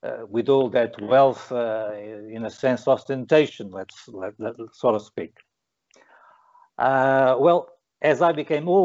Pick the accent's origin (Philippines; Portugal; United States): Portugal; I was born in Portugal, by the time predominantly a Catholic country